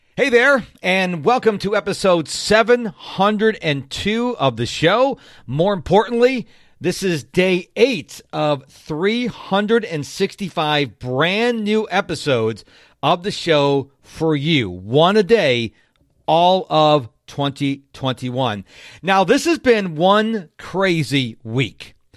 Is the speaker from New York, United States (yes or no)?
yes; Rochester, New York, United States; now in Houston, United States; I was raised up in Rochester, New York.